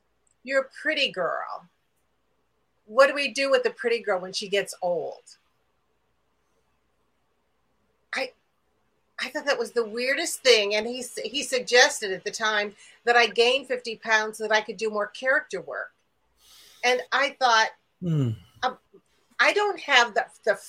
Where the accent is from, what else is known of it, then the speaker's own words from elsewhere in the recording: near Highland Park, Illinois, United States; close to my hometown, close to where I live